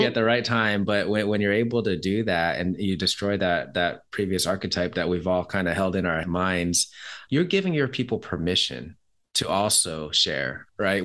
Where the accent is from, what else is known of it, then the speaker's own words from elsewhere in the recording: Seattle, Washington, United States; I'm from Seattle